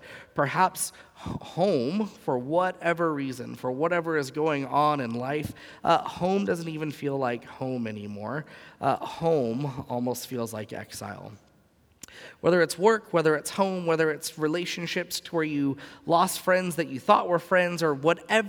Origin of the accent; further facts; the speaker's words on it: Southern California, United States; moved away; growing up in Southern California, the first half of my life